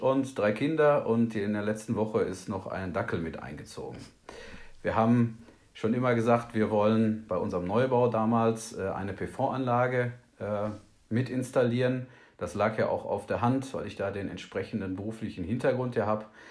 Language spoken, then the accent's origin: German; Hagen, North Rhine-Westphalia, Germany; in Hagen in Nordrhein-Westfalen. Ähm, das ist meine Heimatstadt